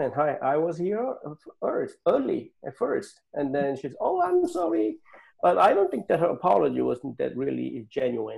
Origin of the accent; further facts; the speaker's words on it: Seoul, South Korea; moved away as an adult; now in United States; I was born in Seoul, Korea, South Korea. And then I came here to the United States when I was 23